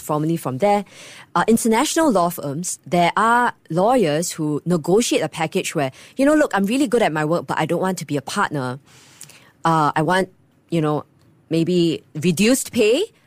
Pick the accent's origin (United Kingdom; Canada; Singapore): Singapore; I'm proud Singaporean